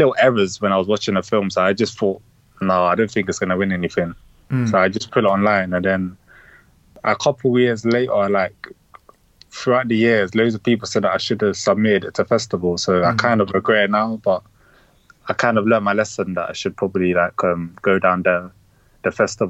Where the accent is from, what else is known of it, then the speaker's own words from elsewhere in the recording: Lewisham, London, United Kingdom; I would say, yeah, my upbringing and my environment has kind of molded my style